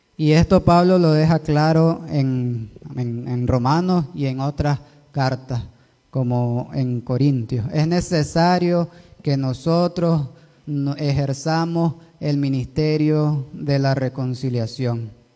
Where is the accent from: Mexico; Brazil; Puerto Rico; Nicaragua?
Nicaragua; así somos los nicaragüenses